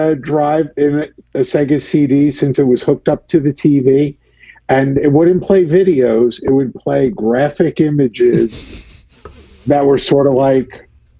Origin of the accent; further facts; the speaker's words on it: United States; I grew up 10 miles outside of Midtown Manhattan